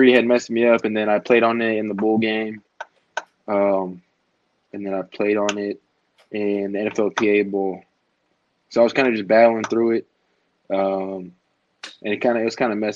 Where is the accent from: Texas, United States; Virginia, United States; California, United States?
California, United States; moved away as an adult; now in Pittsburgh, United States; I'm from California, so I'd never been on this side of the country for longer than 2 days